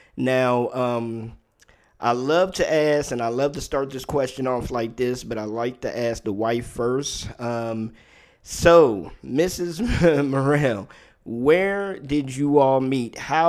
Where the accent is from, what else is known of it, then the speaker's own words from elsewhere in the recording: Maryland, United States; because I was raised in Maryland, in D.C., Maryland area. I was a military brat, so I lived pretty much all over when I was younger